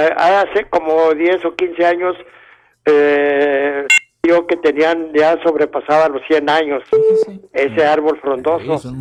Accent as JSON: {"language": "Spanish", "region": "Durango", "country": "Mexico", "tie": "born or raised there", "moved": "yes", "lives_now": "Ciudad Juárez, Mexico"}